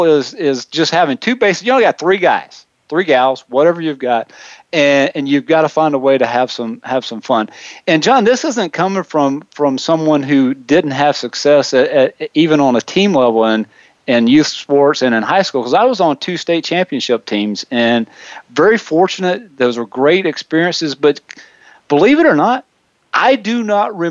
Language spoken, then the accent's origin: English; South Carolina, United States; born or raised there; moved away as an adult; now in Wichita, United States